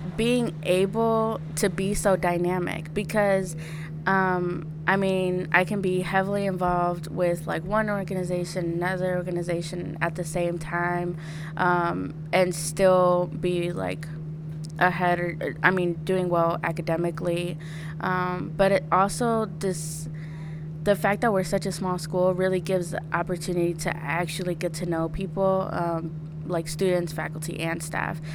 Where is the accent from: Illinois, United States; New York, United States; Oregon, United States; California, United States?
Illinois, United States; Peoria; Peoria, I'm from Peoria